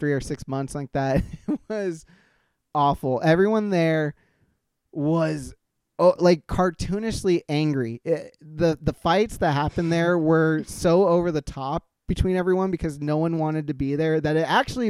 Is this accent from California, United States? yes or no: yes; Bay Area, California, United States; growing up in the Bay Area